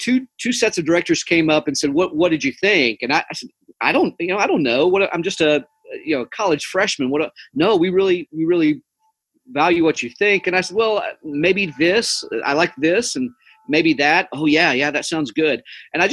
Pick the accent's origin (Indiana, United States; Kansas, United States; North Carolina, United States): North Carolina, United States; Cherokee; now in Mount Pleasant, United States; I grew up in Cherokee, North Carolina